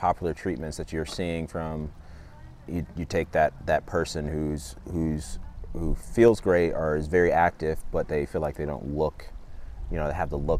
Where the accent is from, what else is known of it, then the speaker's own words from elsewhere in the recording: Loudoun County, Virginia, United States; now in California, United States; And so I grew up in grew up in Loudoun County also